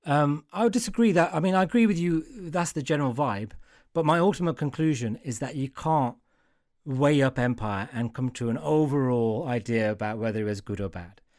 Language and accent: English; Wolverhampton, West Midlands, United Kingdom; I'm from Wolverhampton. I know these people.